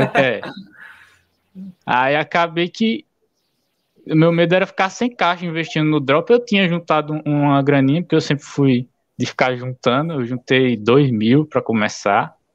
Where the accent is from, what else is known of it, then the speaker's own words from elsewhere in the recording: Alagoas, Brazil; sou de Alagoas